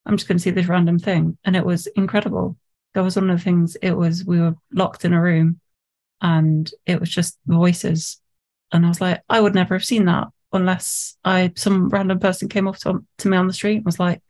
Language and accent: English; Nottinghamshire, East Midlands, United Kingdom; moved away; because I'm from Nottinghamshire, I was thinking about going back to Notts